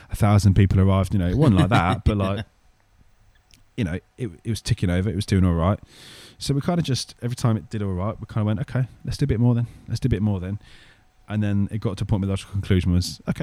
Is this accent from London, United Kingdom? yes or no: no; Birmingham, West Midlands, United Kingdom; growing up in Birmingham